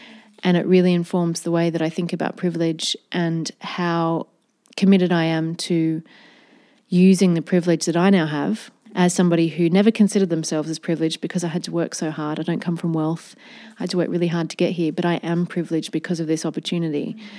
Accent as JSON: {"language": "English", "country": "Australia", "tie": "born or raised there", "moved": "as an adult", "lives_now": "London, United Kingdom", "said": "When I was growing up in Australia"}